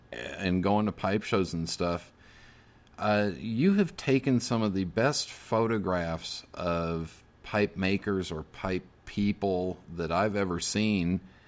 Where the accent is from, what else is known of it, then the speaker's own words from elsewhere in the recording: Wyoming, United States; It's reminiscent of growing up in Wyoming.